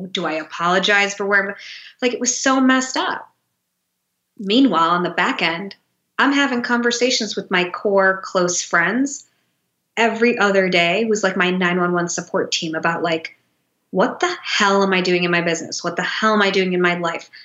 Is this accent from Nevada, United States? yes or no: no; Detroit, Michigan, United States; moved away as an adult; also born or lived in New York City; I grew up in Detroit